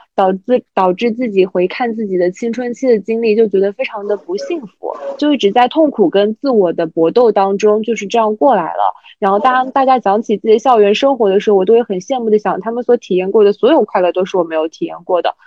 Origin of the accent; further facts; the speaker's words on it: Jiangsu-Zhejiang-Shanghai area, China; moved away as an adult; now in Guangzhou, China; 我们那边江浙沪那边的人